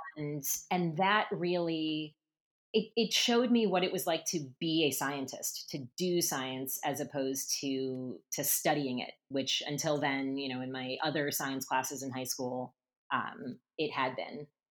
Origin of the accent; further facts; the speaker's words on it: Seattle, Washington, United States; moved away as an adult; also born or lived in Northfield, Minnesota / Paris; Seattle where I grew up